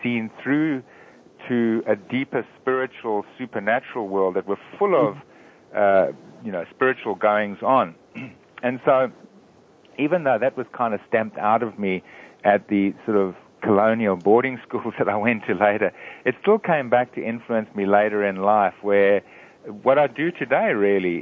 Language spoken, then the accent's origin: English; Eswatini; moved away; also born or lived in Sydney, Australia; I grew up in a very small country in Africa called Swaziland